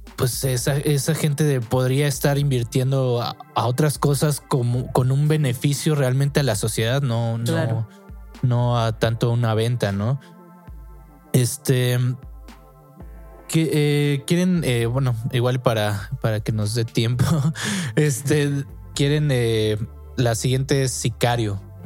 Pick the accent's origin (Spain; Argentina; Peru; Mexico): Mexico; nosotros como mexicanos